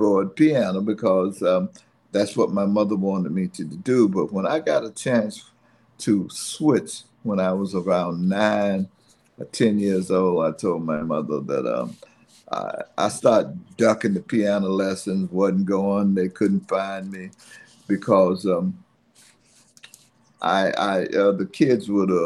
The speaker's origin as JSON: {"language": "English", "town": "Fayetteville", "country": "United States", "tie": "born or raised there", "also_born_or_lived": "New York", "moved": "as an adult", "said": "I grew up in Fayetteville"}